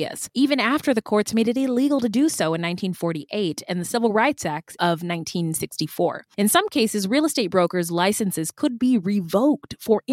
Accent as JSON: {"language": "English", "region": "California", "country": "United States", "tie": "born or raised there", "said": "I grew up in California, and one thing that they require every Californian child elementary school kid to do is visit the missions."}